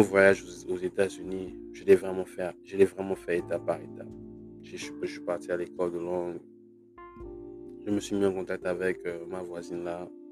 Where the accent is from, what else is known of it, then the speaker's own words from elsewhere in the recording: Gabon; moved away as an adult; also born or lived in Libreville, Gabon / France; now in United States; j'ai grandi au Gabon